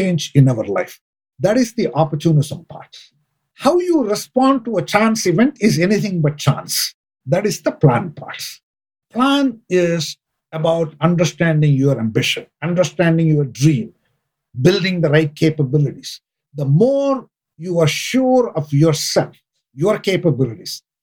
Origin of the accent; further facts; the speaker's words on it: India; moved away; I grew up in India and I'm an accountant